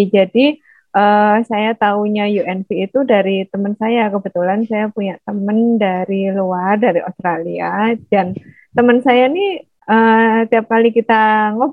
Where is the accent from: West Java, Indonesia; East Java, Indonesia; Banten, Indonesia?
East Java, Indonesia; Surabaya; accent: Javanese; moved away as an adult; now in Padang, Indonesia; Oh ya, asal saya dari Surabaya, Jawa Timur. Makanya logatnya agak Jawa.